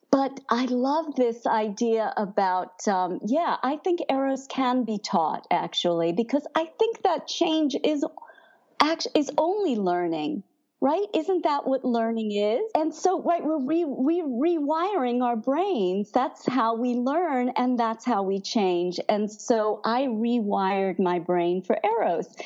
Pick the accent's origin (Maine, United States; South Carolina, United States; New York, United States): New York, United States; Brooklyn; but I'm from Brooklyn, and she reminded me.